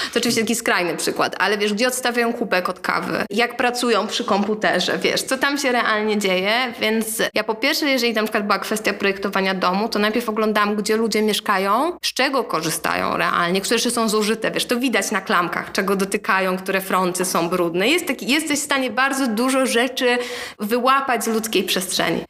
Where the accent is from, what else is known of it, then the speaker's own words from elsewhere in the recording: Warsaw, Masovian Voivodeship, Poland; ja się wychowałam na Starym Żoliborzu